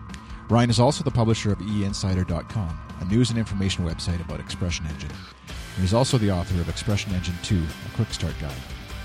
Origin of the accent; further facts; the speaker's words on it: Canada; from Canada, web designer, podcaster.